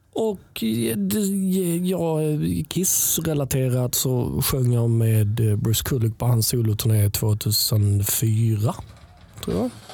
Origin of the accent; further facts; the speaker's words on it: Helsingborg, Skåne, Sweden; jag kommer från Helsingborg